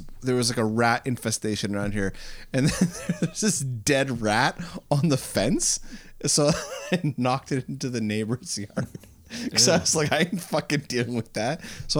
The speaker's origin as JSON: {"language": "English", "country": "Canada"}